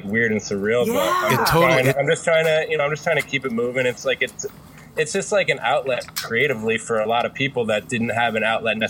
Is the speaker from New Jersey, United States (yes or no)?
yes; New Jersey, United States; also born or lived in Philadelphia, Pennsylvania; I'm in South Jersey. I spent about a decade in Philly prior to coming out here, but I'm originally from Jersey too.